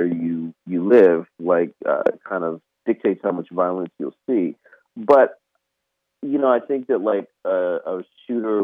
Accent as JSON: {"language": "English", "town": "Orange Park", "region": "Florida", "country": "United States", "tie": "born or raised there", "also_born_or_lived": "Jacksonville, Florida", "said": "growing up in Clay County in Orange Park"}